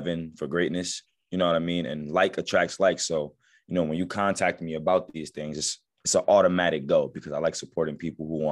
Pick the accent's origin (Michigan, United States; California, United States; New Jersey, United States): New Jersey, United States; Passaic; growing up where I grew up at in Passaic, New Jersey, I grew up in the hood